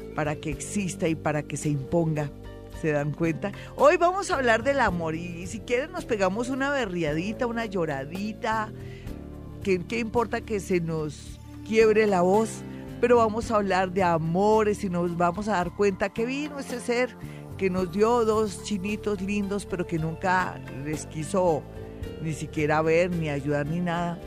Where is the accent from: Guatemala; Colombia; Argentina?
Colombia; Somos mujeres colombianas